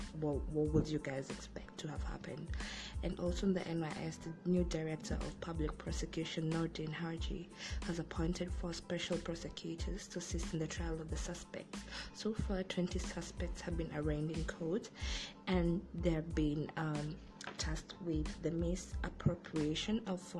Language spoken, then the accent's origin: English; Kenya; I'm proud of being a Kenyan.